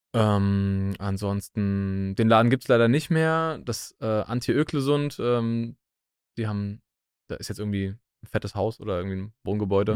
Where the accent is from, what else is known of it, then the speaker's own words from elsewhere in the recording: Bingen am Rhein, Rhineland-Palatinate, Germany; moved away as an adult; now in Berlin, Germany; Ich komme aus Bing am Rhein.